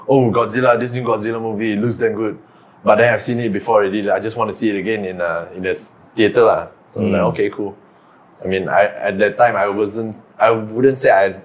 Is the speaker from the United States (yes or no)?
no; Malaysia; I'm Malaysian